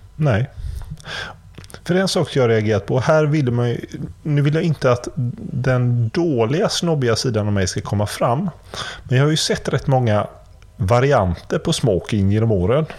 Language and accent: Swedish; Gothenburg, Västra Götaland, Sweden; also born or lived in Kungsbacka; jag kommer från Göteborg